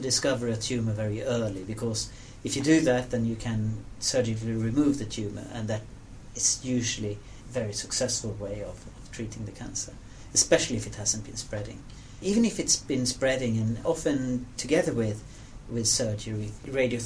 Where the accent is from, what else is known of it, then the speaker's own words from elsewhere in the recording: Sweden; I'm from Sweden